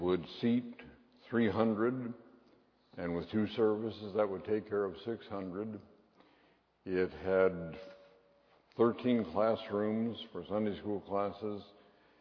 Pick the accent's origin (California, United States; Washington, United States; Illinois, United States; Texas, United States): Washington, United States; Seattle; when I was a boy growing up in Westminster Presbyterian Church in Seattle